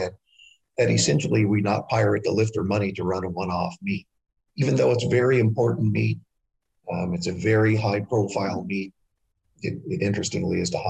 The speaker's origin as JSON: {"language": "English", "country": "United States", "said": "we're Americans"}